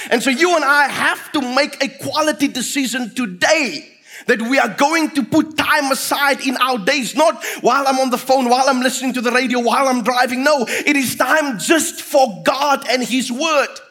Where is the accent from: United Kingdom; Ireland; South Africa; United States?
South Africa; Fraserburg, Northern Cape; where I grew up in Fraserburg with my father